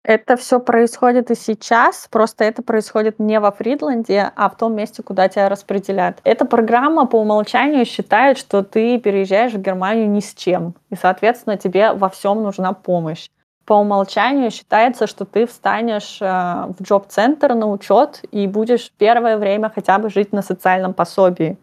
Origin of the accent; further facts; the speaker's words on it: Russia; moved away as an adult; now in Nuremberg, Germany; я именно выросла в России, и я свою сознательную жизнь там провела